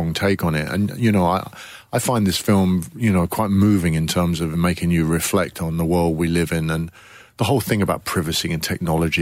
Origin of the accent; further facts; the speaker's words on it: Coventry, West Midlands, United Kingdom; I joined a little youth theatre in my hometown in Coventry